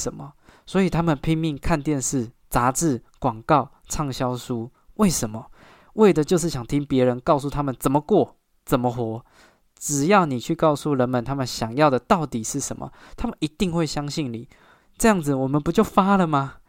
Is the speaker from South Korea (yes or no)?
no; Taiwan; 所以我觉得买房是一个身为台湾人一个一一身为台湾人就会面对到的一个焦虑啊。